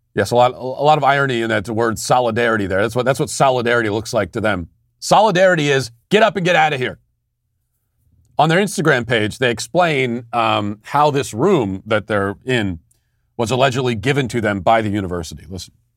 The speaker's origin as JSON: {"language": "English", "country": "United States", "said": "I'm American. I, my, American culture is my culture"}